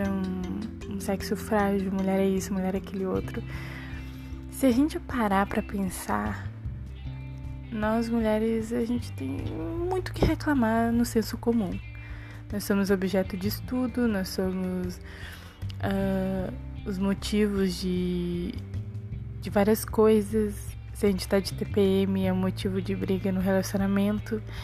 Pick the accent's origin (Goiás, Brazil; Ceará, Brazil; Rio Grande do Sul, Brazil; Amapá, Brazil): Rio Grande do Sul, Brazil; nós somos gaúcho